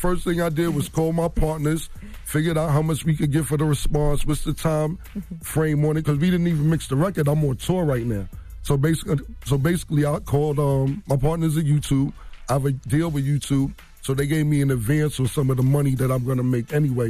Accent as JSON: {"language": "English", "town": "Harlem", "region": "New York", "country": "United States", "said": "You know what? I live in Harlem World, and I don't live there anymore, but I'm from Harlem World."}